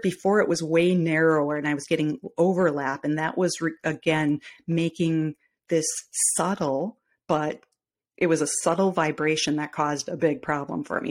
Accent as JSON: {"language": "English", "region": "Midwest", "country": "United States", "accent": "Midwestern", "said": "I am in the Midwest"}